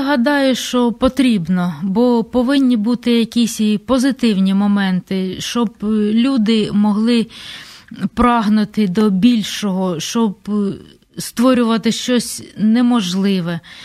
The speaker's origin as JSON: {"language": "Ukrainian", "town": "Kryvyi Rih", "region": "Dnipropetrovsk Oblast", "country": "Ukraine", "said": "А я ж з Кривого Рогу"}